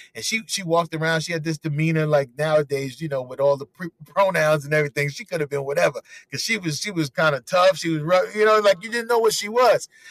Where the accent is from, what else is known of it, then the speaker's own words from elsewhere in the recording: New York City, New York, United States; also born or lived in South Carolina / Brooklyn; So I'm from Harlem, USA, uh, born and raised 110th Street